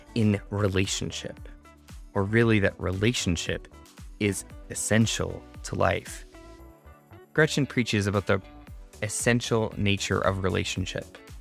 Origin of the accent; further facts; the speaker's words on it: Canada; now in United States; In my home country of Canada